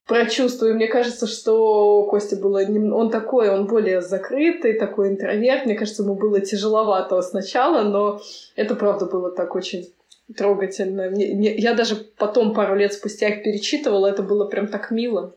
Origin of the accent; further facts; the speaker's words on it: Saint Petersburg, Russia; moved away as an adult; now in Moscow, Russia; Я из Санкт-Петербурга, там я родилась и выросла. И уже последние 10 лет я живу в Москве